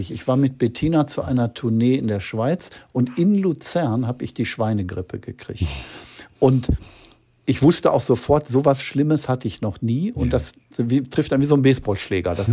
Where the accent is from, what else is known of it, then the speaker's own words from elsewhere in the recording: Gelsenkirchen, North Rhine-Westphalia, Germany; als Kind in Gelsenkirchen habe ich natürlich schlecht Luft gekriegt, weil da waren die Fabriken und viel Dreck in der Luft.